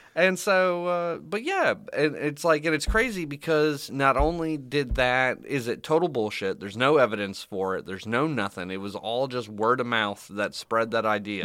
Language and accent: English; Florida, United States; born or raised there